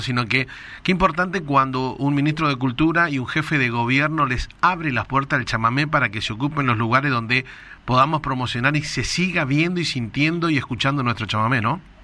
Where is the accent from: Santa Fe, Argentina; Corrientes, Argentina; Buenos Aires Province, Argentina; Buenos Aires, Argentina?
Corrientes, Argentina; todos los correntinos